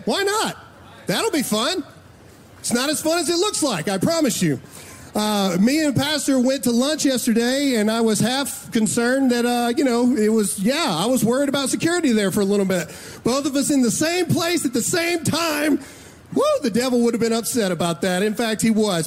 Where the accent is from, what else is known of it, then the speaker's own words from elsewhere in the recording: Mississippi, United States; I'm from Mississippi